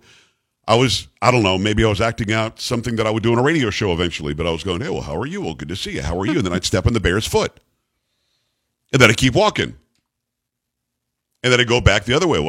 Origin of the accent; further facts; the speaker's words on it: Florida, United States; I grew up in Florida